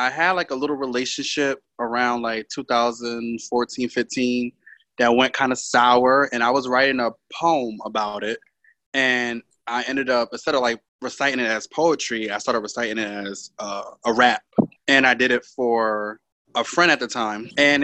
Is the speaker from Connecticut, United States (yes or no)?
yes; Connecticut, United States; I'm from Connecticut, born and raised